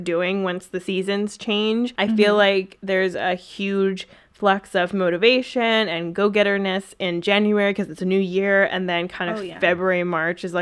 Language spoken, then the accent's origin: English; Vancouver, British Columbia, Canada; I'm from Vancouver